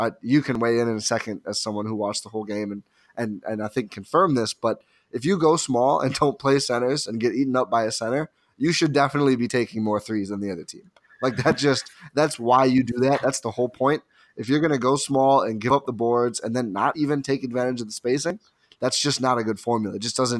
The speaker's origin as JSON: {"language": "English", "country": "United States", "said": "I'm so American on this podcast."}